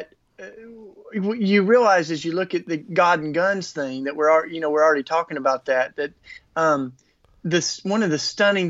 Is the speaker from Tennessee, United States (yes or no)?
yes; East Tennessee, United States; I grew up with guns, though. You know, East Tennessee